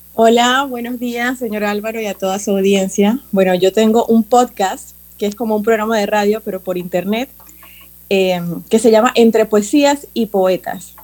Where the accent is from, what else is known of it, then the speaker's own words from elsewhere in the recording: Panama; siendo yo panameña